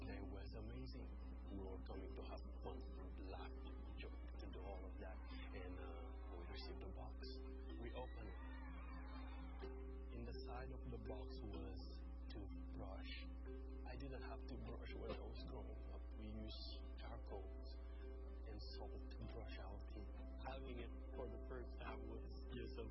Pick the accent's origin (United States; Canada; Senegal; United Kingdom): Senegal; I'm from Senegal.